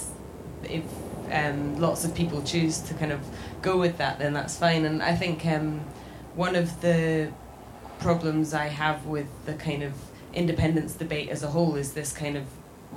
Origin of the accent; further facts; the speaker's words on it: Scotland, United Kingdom; I'm from Scotland